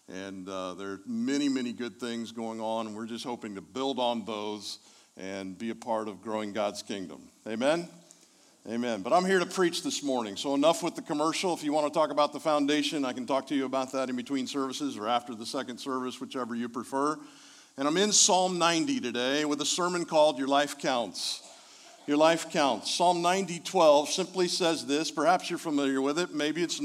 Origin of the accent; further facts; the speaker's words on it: Indianapolis, Indiana, United States; I'm from Indianapolis